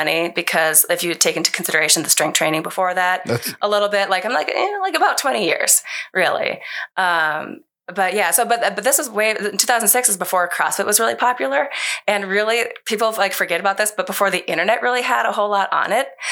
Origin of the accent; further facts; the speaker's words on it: Minnesota, United States; born and raised in Minnesota, like my high school was in Minnesota